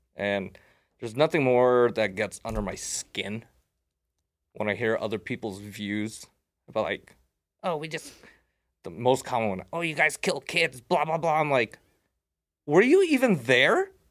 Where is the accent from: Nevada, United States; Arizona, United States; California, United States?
Nevada, United States; Las Vegas; I was raised here in Vegas